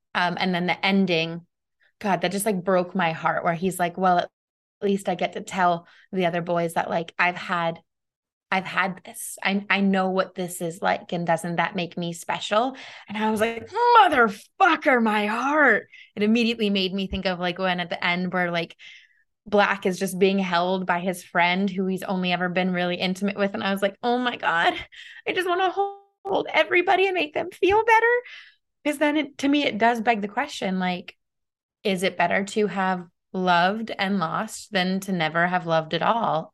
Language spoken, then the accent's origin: English; United States; as an American